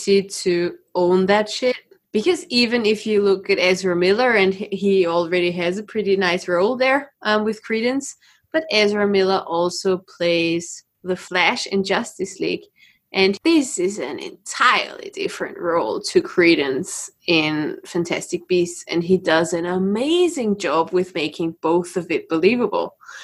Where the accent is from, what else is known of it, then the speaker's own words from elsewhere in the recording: Austria; all the psychopaths are coming from my country again